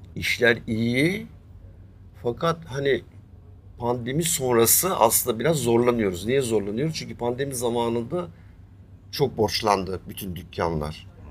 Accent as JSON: {"language": "Turkish", "region": "Istanbul", "country": "Turkey", "tie": "born or raised there", "said": "ben doğma büyüme Üsküdarlıyım."}